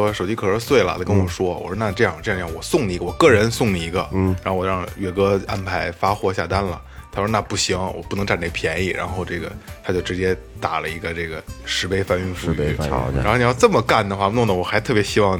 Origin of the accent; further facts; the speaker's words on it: China; 我们中国人在那儿买个岛